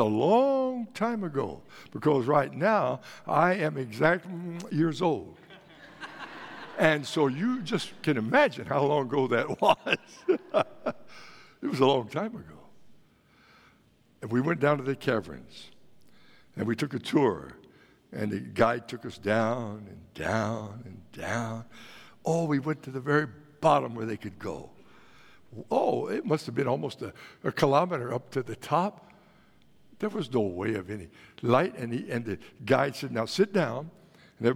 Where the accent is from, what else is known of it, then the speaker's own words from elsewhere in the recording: Texas, United States; moved away; When I grew up in Texas, of course, you know, back in Texas, we were all country music fans